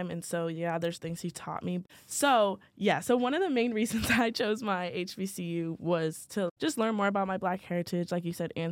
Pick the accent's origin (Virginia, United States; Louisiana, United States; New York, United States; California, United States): Virginia, United States; Oh, I'm from Virginia.